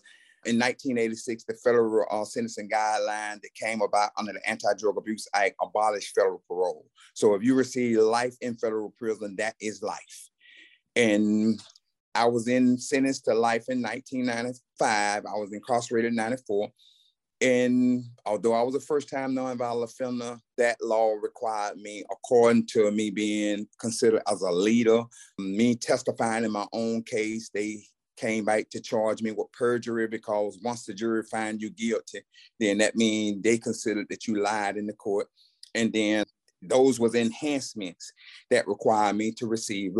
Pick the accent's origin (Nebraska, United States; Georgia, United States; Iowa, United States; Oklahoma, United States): Georgia, United States; Camilla; I was born and raised in Camilla, Georgia